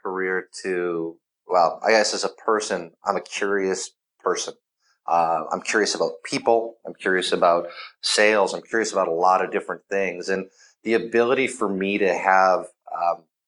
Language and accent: English; Canada; I am Canadian